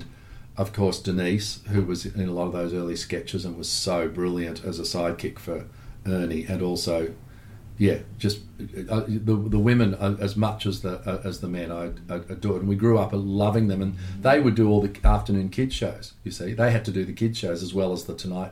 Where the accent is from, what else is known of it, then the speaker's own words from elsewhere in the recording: Melbourne, Victoria, Australia; growing up in Melbourne